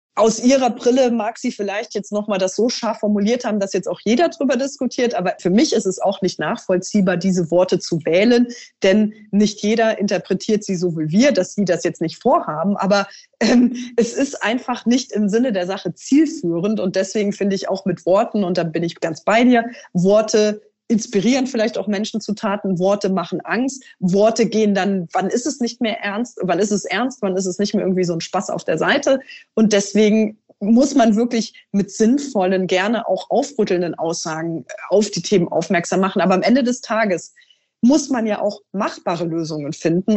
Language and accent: German; Trier, Rhineland-Palatinate, Germany; in meiner Heimat